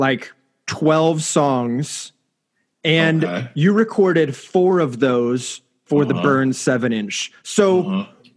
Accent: Orange County, California, United States; I grew up in Orange County

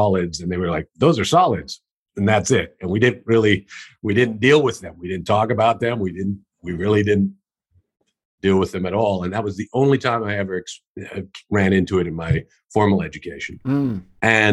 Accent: Minnesota, United States; now in Troy, United States; I was born and raised in Minnesota, and actually born right on the North Shore of Lake Superior.

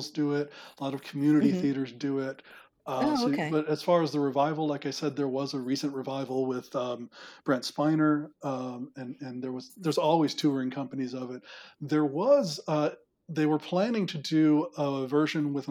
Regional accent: United States; I am an American

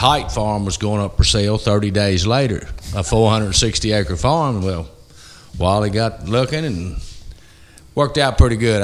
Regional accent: Gethsemane, Kentucky, United States; I grew up here on Monk's Road, or I grew up, you know, at the old mansion where our venue is going to be

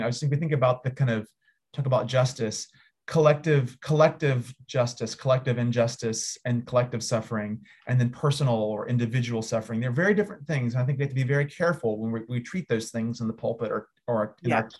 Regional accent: United States; as an American

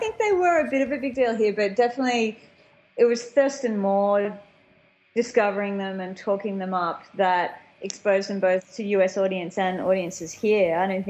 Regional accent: Australia; accent: Australian; the Australian accent

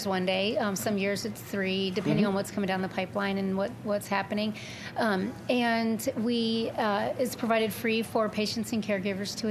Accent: Arizona, United States; I'm from Arizona

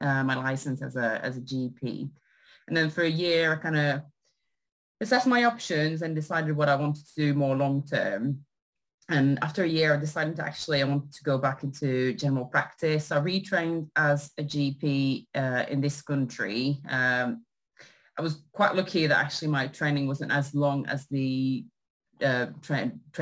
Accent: Canada; moved away as an adult; also born or lived in Sherbrooke, Canada / Ottawa, Canada; now in United Kingdom; I'm Canadian

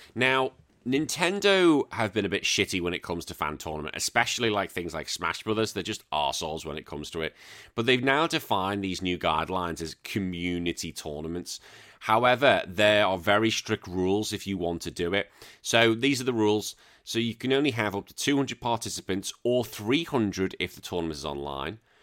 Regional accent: United Kingdom; now in Central Coast, Australia; as a Brit, I know I'm now dual, but as a Brit

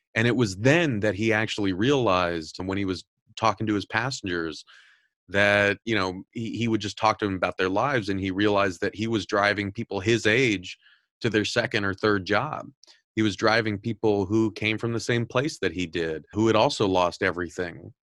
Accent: Southern California, United States; I'm, I'm originally from Southern California

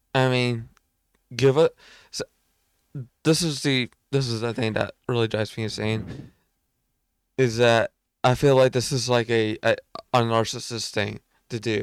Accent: United States; I'm American.

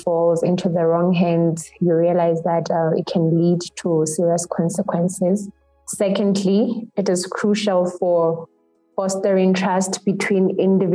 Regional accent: Lesotho; I come from Lesotho

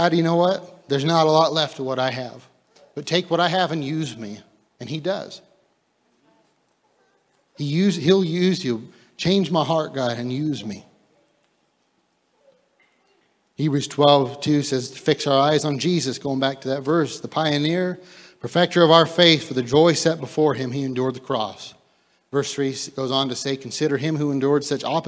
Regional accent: United States; as the American church, we become so used to, you know, grace and mercy because we live in such a free country

